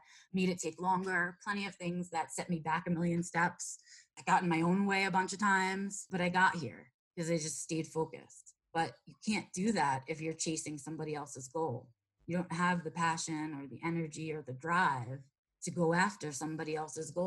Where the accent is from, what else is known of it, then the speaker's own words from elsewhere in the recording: New York City, New York, United States; moved away as an adult; I was born and raised in New York City in the boroughs.